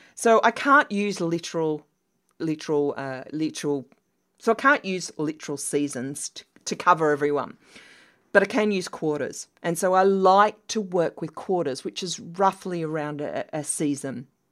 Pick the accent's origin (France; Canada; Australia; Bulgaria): Australia; moved away; as an Australian